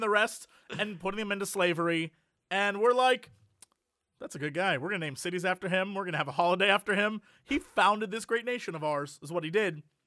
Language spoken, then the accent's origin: English; United States